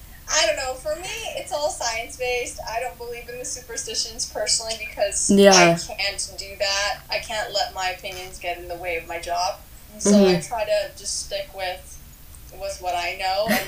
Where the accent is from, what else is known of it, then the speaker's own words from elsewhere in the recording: Pasadena, California, United States; I'm like from Pasadena, from the Pasadena Arcadia area.